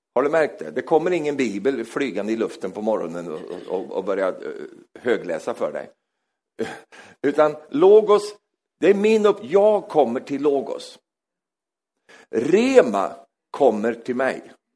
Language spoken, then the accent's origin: Swedish; Sweden; jag är svensk